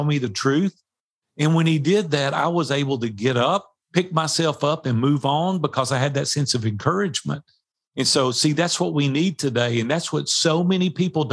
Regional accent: Nashville, Tennessee, United States; I grew up in Nashville, Tennessee. Like I've been here 62 years

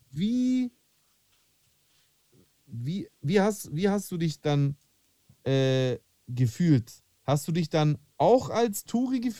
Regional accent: Greece; da beziehe ich mich jetzt auch wieder auf meine Kindheit in Griechenland.

